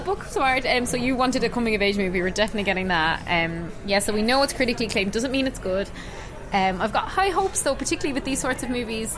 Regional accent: Ireland

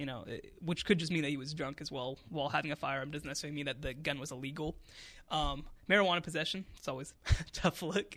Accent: Coppell, Texas, United States; My family's from Texas. I, I'm from Coppell

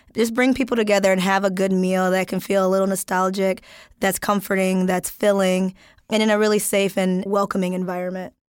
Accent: Wisconsin, United States; I'm from Wisconsin

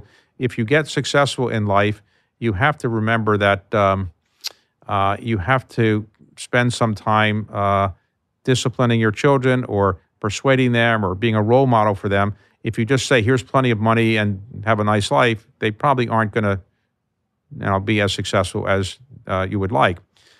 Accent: Baltimore, Maryland, United States; So if I say to you, I grew up in Baltimore

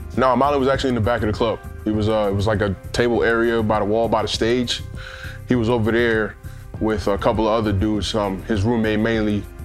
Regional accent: New York City, New York, United States; I'm originally from Queens, New York, uh, born and raised

